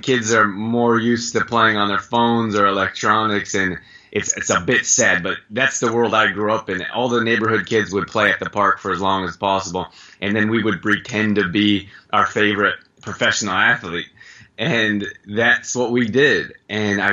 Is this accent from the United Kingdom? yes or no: no; Canada; moved away as an adult; I grew up in Canada.